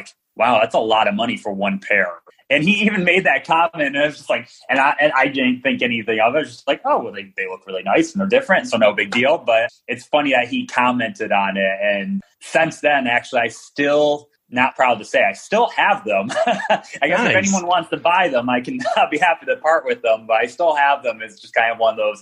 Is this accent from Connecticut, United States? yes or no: no; Detroit, Michigan, United States; I'm from Detroit. So D from the D